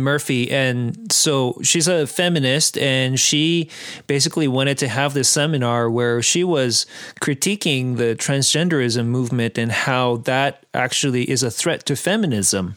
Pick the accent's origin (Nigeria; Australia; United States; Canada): Canada; Abbotsford, British Columbia; I'm from Abbotsford, where it, there are lots of Mennonites